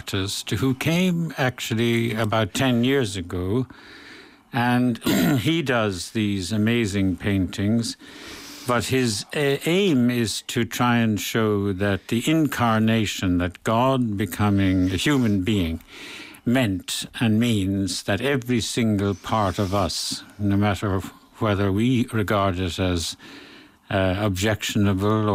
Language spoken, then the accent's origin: English; Limerick, Munster, Ireland; moved away; when I was at home, I came from Limerick myself, and in the 1950s and 60s